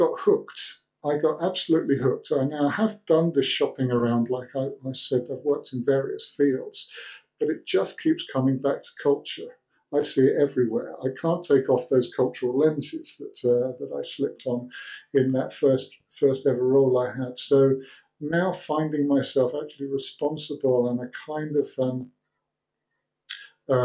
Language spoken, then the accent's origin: English; United Kingdom; moved away as an adult; now in Helsinki, Finland; growing up in Britain